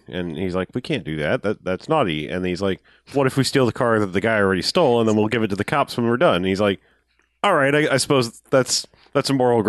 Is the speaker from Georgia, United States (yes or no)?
no; Massachusetts, United States; they're like, but we're like 1,000 miles from home because we're from Massachusetts.